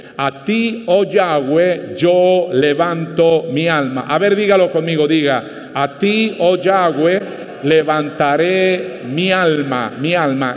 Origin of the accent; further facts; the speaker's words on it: Panama; cuando justo se inauguraba el Ingenio La Victoria en mi provincia natal